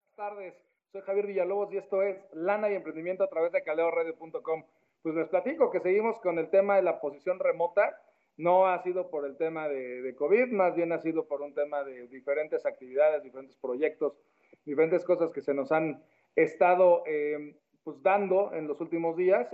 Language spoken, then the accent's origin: Spanish; Mexico; en mi país de origen, que es México